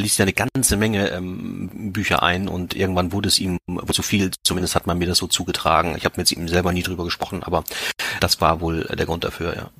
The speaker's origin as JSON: {"language": "German", "town": "Liebenau", "region": "Lower Saxony", "country": "Germany", "tie": "born or raised there", "said": "genauso bin ich auch aufgewachsen hier im Herzen Niedersachsens"}